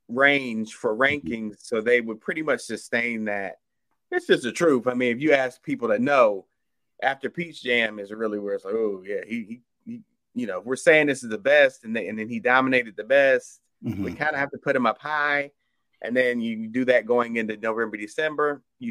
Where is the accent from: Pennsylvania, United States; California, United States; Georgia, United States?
Georgia, United States; Atlanta; No, I'm from Atlanta.